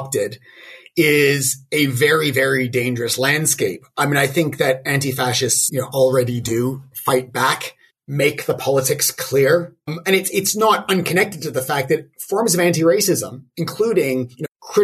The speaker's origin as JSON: {"language": "English", "town": "Toronto", "region": "Ontario", "country": "Canada", "tie": "born or raised there", "said": "growing up in Toronto in the '80s when there was a massive wave of skinheads"}